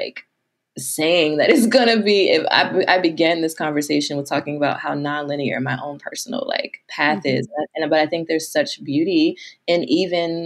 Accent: United States; my American self

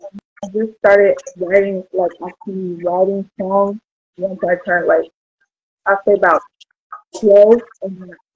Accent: Lima, Ohio, United States; I'm from Lima, Ohio.

